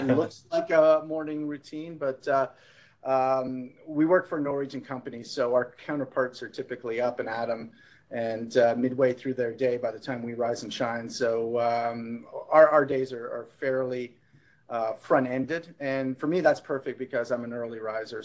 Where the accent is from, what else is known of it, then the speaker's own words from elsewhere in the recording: Canada; moved away as an adult; now in United States; I am Canadian, so made my way to the US a little bit later